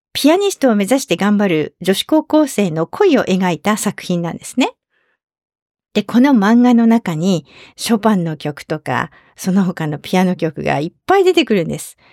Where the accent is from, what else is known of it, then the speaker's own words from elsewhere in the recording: Fukui, Japan; 当時私の行っていた高校の吹奏楽部が地元福井県の代表に選ばれることが多くて